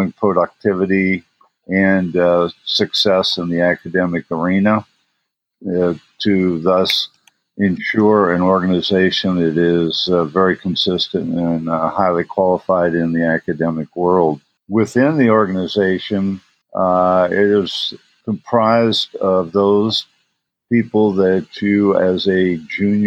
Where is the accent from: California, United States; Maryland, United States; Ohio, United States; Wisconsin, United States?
Ohio, United States; southeast; moved away as an adult; also born or lived in Indiana / Durham, North Carolina / Dallas, Texas; now in Seattle, United States; I was born and raised in southeast Ohio, about 80 miles south of Pittsburgh, Pennsylvania. It's a small coal mining and steel mill town.